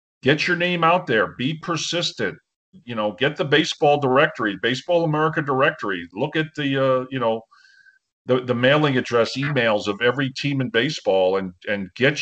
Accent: New York, United States; I grew up in New York

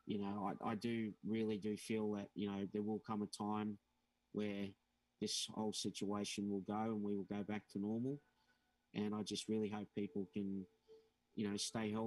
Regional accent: Australia; also born or lived in Gold Coast, Queensland; I'm from Australia

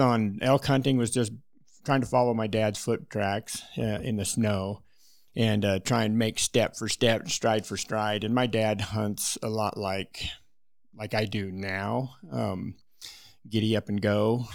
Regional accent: Wyoming, United States; I was born and raised in Wyoming

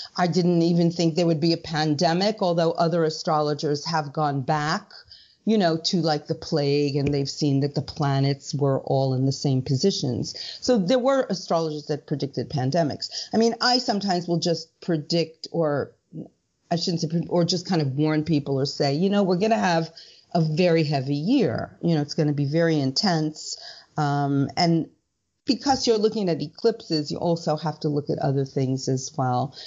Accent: United States; I'm American

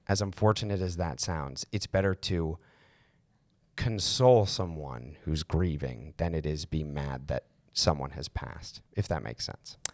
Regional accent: Maryland, United States; I'm from Maryland

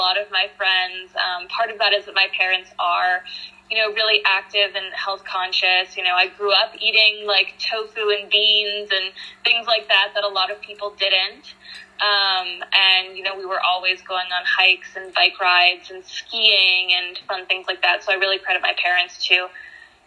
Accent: outside of Pittsburgh, Pennsylvania, United States; I grew up in a small town outside of Pittsburgh, Pennsylvania

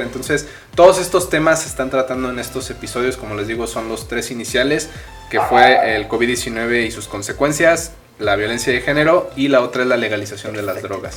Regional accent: Mexico; así somos los mexicanos

